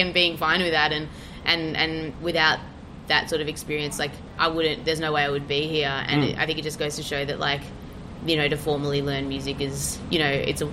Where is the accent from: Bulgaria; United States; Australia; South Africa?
Australia; Melbourne, Victoria; I grew up in Melbourne